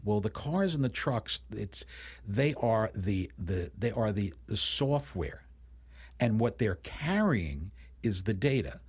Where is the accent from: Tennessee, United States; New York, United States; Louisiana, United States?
New York, United States; New York City; when I was a kid growing up in Brooklyn and Queens in New York City